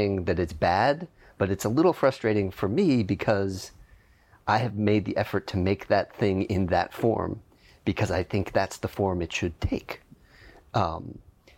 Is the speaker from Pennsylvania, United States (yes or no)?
yes; Pittsburgh, Pennsylvania, United States; also born or lived in New York; now in Los Angeles, United States; I am from Pittsburgh, Pennsylvania